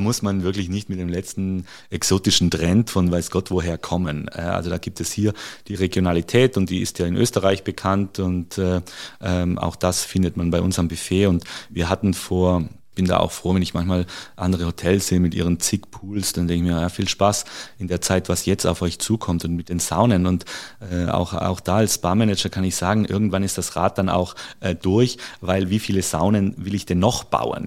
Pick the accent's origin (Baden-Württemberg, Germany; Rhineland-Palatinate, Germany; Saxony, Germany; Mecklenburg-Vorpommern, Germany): Baden-Württemberg, Germany; near Stuttgart; moved away as an adult; also born or lived in Carinthia, Austria / Salzburg, Austria / Spain; now in Kitzbühel, Austria; ich habe die ersten 20 Jahre, ich bin auch in Deutschland geboren, äh, bin dort zur Schule gegangen und in der Nähe von Stuttgart